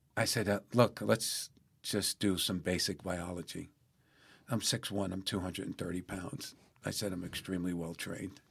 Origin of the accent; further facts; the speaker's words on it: New York City, New York, United States; I'm born and raised in the Bronx